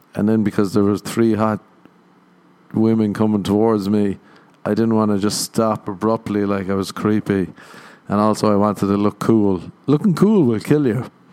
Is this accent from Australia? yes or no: no; Ireland; moved away as an adult; now in Los Angeles, United States; I'm Irish. We got that shame growing up